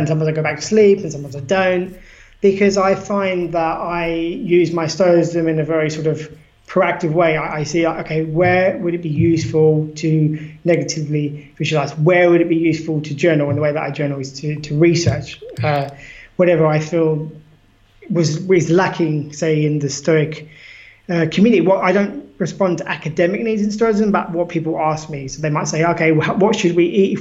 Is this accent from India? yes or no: no; United Kingdom; now in Lisbon, Portugal; I'm British